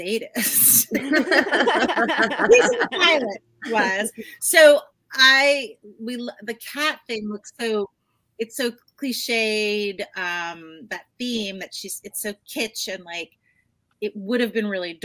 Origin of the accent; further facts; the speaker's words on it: New Jersey, United States; now in California, United States; I grew up in New Jersey